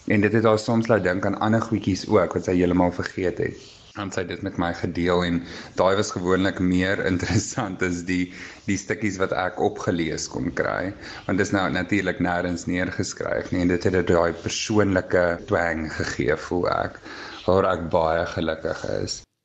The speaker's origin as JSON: {"language": "Afrikaans", "town": "Pretoria", "region": "Gauteng", "country": "South Africa", "said": "Ek is van Pretoria."}